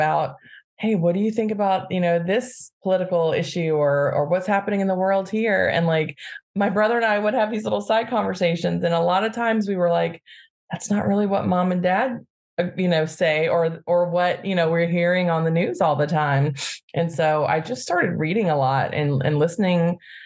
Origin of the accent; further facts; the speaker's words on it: Birmingham, Alabama, United States; now in Bay Area, United States; I grew up in Birmingham, Alabama